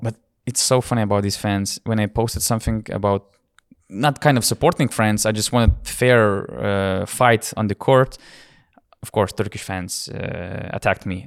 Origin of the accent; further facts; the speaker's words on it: Lithuania; we are from Lithuania